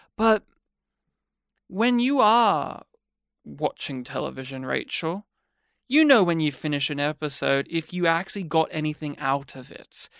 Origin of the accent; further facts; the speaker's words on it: Australia; I'm Australian